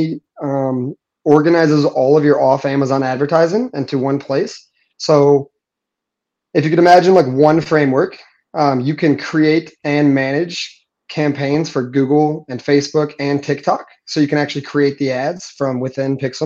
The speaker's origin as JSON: {"language": "English", "town": "St. Louis", "region": "Missouri", "country": "United States", "tie": "born or raised there", "moved": "as an adult", "lives_now": "Puerto Rico", "said": "born and raised in St. Louis. I live in Puerto Rico now"}